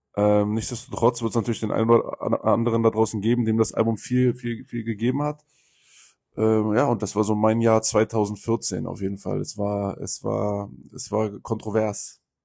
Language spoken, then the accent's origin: German; Berlin, Germany; als Berliner